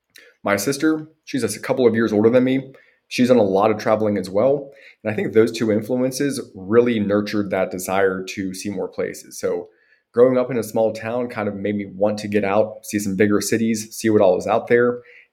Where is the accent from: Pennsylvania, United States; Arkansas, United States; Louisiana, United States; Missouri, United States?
Pennsylvania, United States; Butler; accent: American; So I grew up in Butler, Pennsylvania. It's about 35 miles north of Pittsburgh. It takes me about an hour to drive home to see my parents. Butler is, you know, small town outside of the big city.